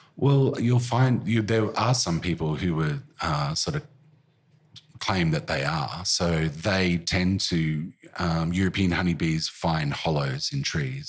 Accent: Currumbin, Queensland, Australia; now in Melbourne, Australia; even as a kid growing up in Currumbin

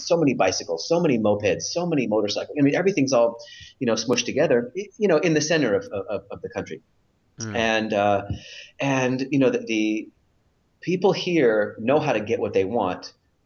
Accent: California, United States; moved away as an adult; now in Israel; I currently live in Israel, and I was born and raised in California.

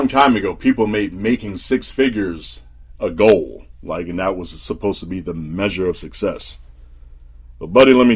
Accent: New Jersey, United States; when I was a kid growing up in Jersey

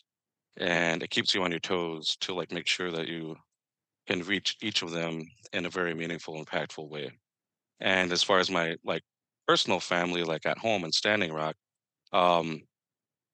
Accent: Minnesota, United States; I come to you from Northeast Minneapolis, but I originated from the state of Minnesota

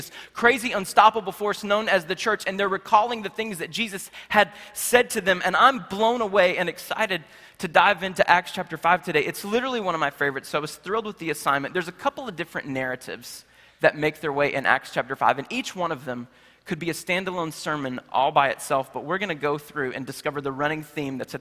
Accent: Charlotte, North Carolina, United States; in my hometown of Charlotte, North Carolina

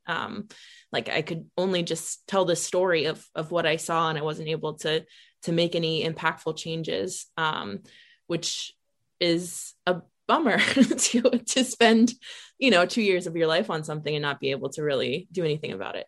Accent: Ohio, United States; I'm from Ohio

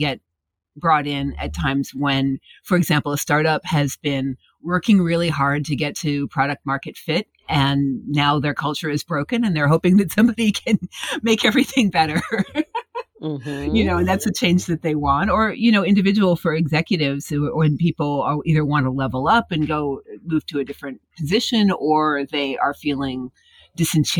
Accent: Midwest, United States; where I grew up in the Midwest

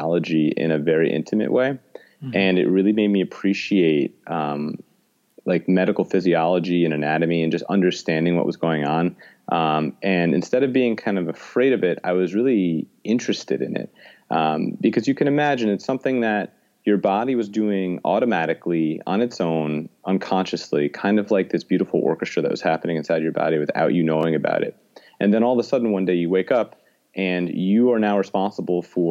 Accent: New York City, New York, United States; I'm born and raised in New York City

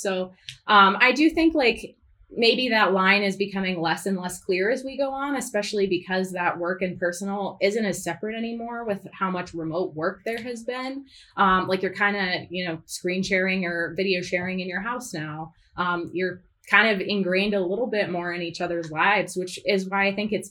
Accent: Northeast United States, United States; I'm from the Northeast. I'm not Southern

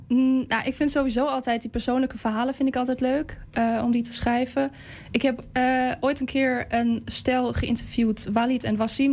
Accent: Germany; first language German; Dutch is a second language; moved away as an adult; now in Netherlands; mijn moedertaal is dus Duits

